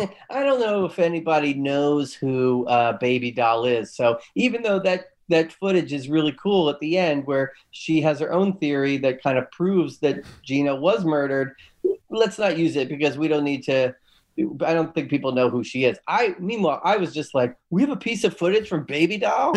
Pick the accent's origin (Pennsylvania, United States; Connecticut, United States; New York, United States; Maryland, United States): Pennsylvania, United States; Philadelphia; I'm from Philly.